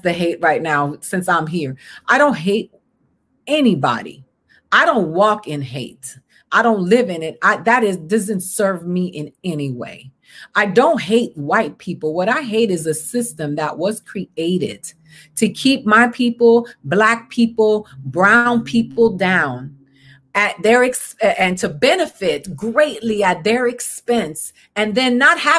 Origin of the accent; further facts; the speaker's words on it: Boston, Massachusetts, United States; I was born in Boston, one of the most American cities in this country